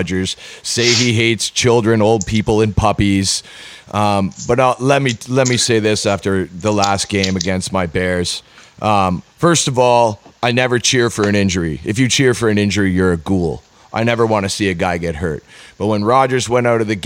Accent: Canada; I'm from Canada

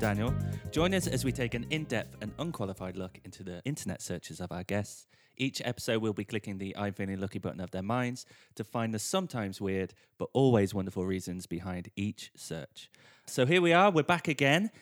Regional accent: England, United Kingdom; also born or lived in Dublin / London; now in Ireland; I am English

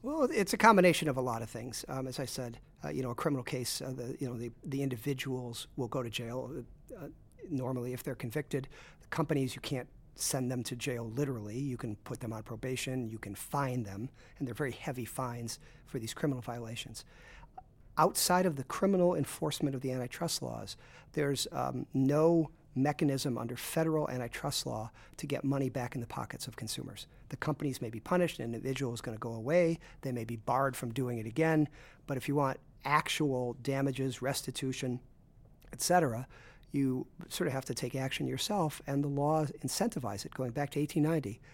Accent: Chicago, Illinois, United States; also born or lived in Brooklyn; I grew up in Chicago.

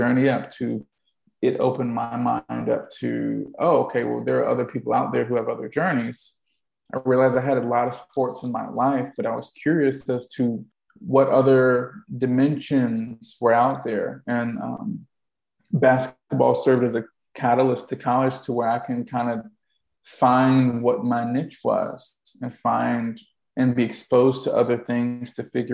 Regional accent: Clayton, North Carolina, United States; I grew up in Clayton, North Carolina

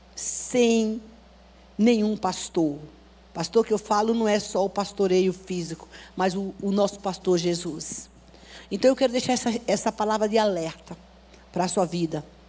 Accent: Bahia, Brazil; moved away; a cidade que eu nasci, na Bahia

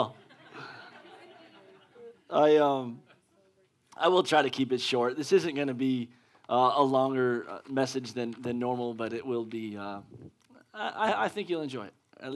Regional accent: Pennsylvania, United States; moved away; I'm from Pennsylvania, and that's where my mom's

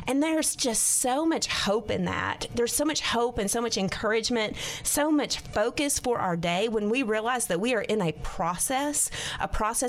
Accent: Arkansas, United States; This is my home state. I love the people of Arkansas.

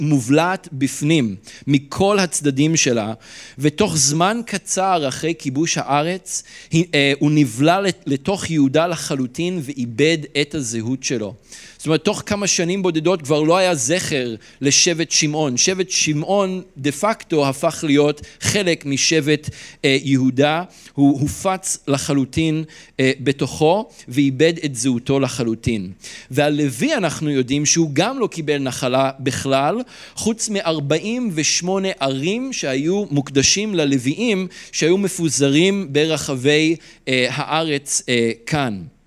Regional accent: Israel; אנחנו כ- כישראלים

